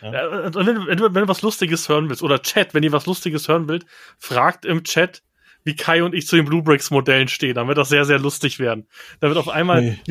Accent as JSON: {"language": "German", "region": "Bavaria", "country": "Germany", "said": "ich bin Bayer"}